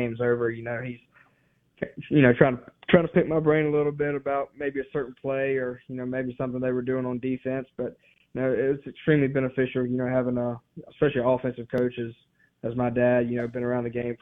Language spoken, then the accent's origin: English; Mississippi, United States; my home state, wanting to play for Mississippi State